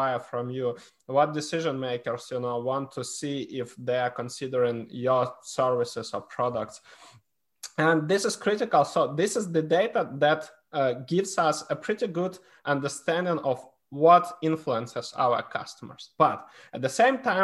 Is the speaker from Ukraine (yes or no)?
yes; Ukraine; I was born in Ukraine. I'm half Polish, half Ukrainian.